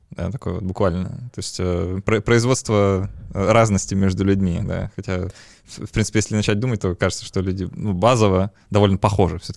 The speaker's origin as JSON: {"language": "Russian", "country": "Ukraine", "said": "Я из Украины в 2014-2016 году жила"}